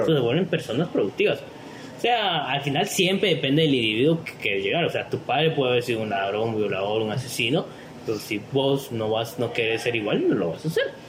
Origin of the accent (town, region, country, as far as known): Guatemala